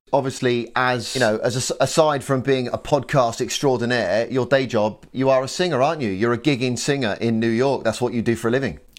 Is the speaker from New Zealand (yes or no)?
no; England, United Kingdom; I'm English